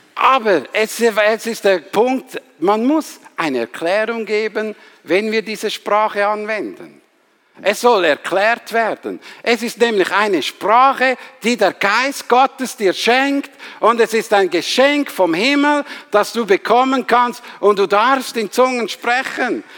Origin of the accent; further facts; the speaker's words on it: Switzerland; Ich bin halt Schweizer